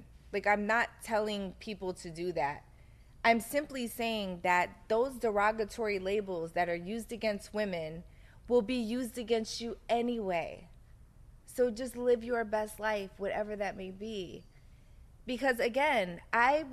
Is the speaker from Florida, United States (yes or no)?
no; Philadelphia, Pennsylvania, United States; I grew up in South Philly